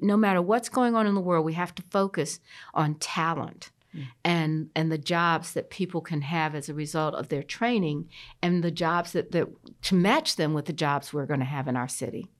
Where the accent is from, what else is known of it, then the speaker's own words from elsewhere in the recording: Columbia, South Carolina, United States; now in Charlotte, United States; I grew up in Columbia, South Carolina